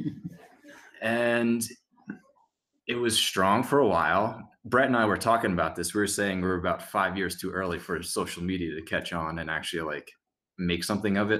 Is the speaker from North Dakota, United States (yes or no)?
no; New Jersey, United States; I'm from Jersey